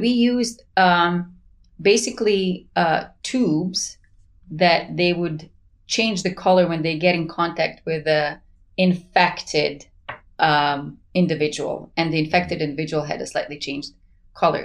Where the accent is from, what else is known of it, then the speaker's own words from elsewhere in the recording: Sarajevo, Federation of Bosnia and Herzegovina, Bosnia & Herzegovina; moved away as an adult; now in United States; I'm originally from Sarajevo, so we lived under the siege for four years.